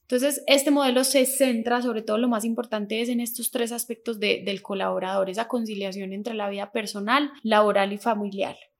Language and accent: Spanish; Manizales, Caldas, Colombia; moved away as an adult; also born or lived in France / Bogotá; now in Manizales, Colombia; nací aquí en Manizales, digamos que hace mucho tiempo me fui de Manizales, hace 15 años me había ido de Manizales